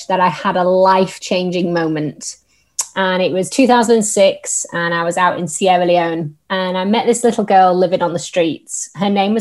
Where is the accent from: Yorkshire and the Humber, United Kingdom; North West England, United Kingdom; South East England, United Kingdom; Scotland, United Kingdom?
Yorkshire and the Humber, United Kingdom; accent: northern; now in Staffordshire, United Kingdom; I am originally from Yorkshire, hence my very northern tones, but I'm currently living in Staffordshire